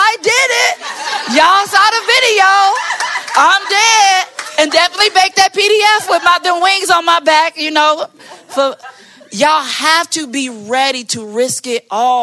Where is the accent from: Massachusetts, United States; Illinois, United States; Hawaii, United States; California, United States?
Illinois, United States; Maywood; I'm from Maywood